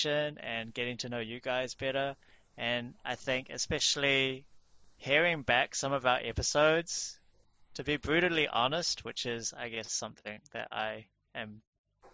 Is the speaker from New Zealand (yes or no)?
yes; New Zealand; we are all from New Zealand